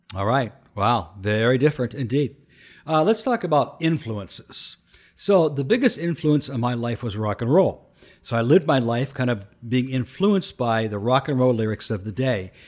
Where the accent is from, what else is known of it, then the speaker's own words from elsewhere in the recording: Canton, Ohio, United States; I grew up in urban Uh, Canton, Ohio, in an urban center deep in the hood